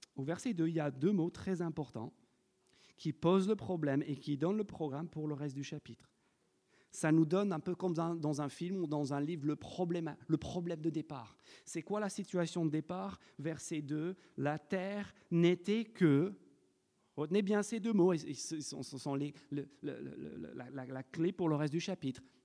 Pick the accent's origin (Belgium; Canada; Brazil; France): France; en tant que Français